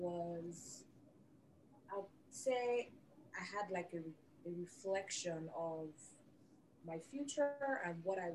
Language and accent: English; Nigeria; moved away as an adult